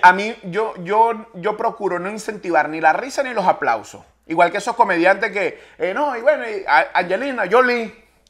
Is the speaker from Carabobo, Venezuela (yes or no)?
yes; Valencia, Carabobo, Venezuela; el valenciano, no joda, orgulloso ese de Valencia